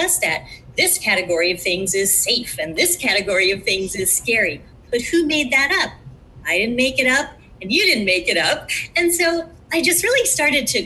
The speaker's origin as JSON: {"language": "English", "town": "Chicago", "region": "Illinois", "country": "United States", "tie": "born or raised there", "said": "So growing up in Chicago"}